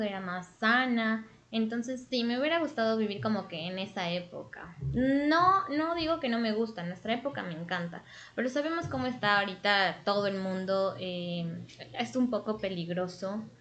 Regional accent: Quito, Pichincha, Ecuador; yo soy de Quito, Ecuador

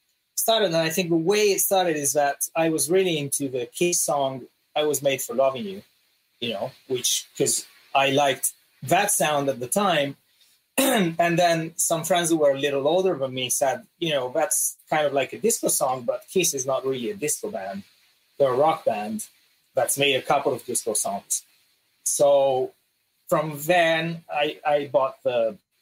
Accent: northern Italy, Italy; also born or lived in Los Angeles, United States / London, United Kingdom; in the north, we have kind of sort of like almost Austrian food.

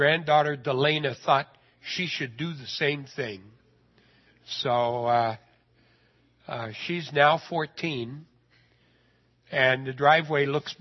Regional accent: Idaho, United States; I'm a redneck from Idaho.

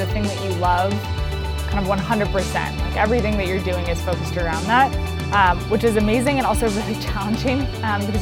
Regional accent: Bozeman, Montana, United States; moved away as an adult; also born or lived in Vermont; I grew up in Bozeman, Montana

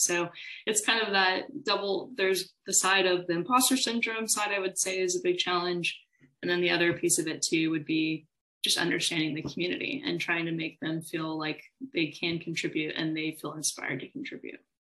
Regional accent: Austin, Texas, United States; I'm from Austin, Texas. I was uh, raised here for the most part, wasn't born here

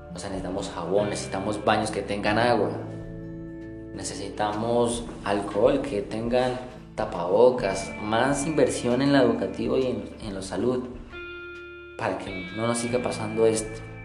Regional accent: Colombia; Nos está empeorando como colombianos

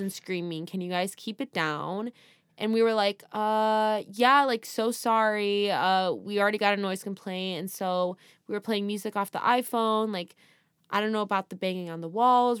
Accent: California, United States; We're from California

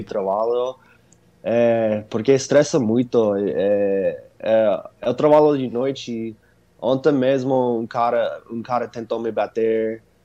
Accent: Arizona, United States; Portuguese is a second language; aqui no Arizona tem muitos latinos

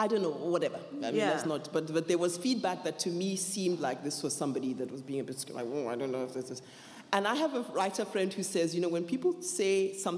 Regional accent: Nigeria; I was growing up in Nigeria

